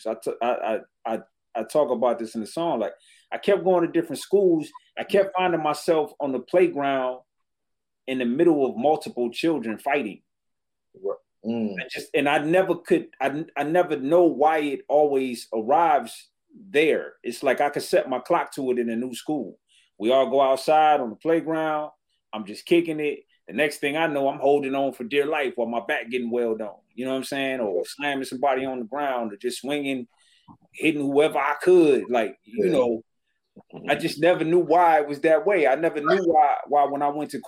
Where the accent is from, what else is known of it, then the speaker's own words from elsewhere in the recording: Detroit, Michigan, United States; growing up in Detroit